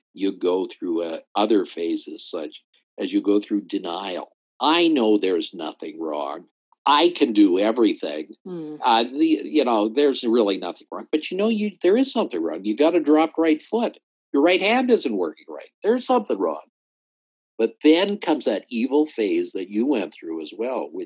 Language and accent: English; Calgary, Alberta, Canada; I grew up in Calgary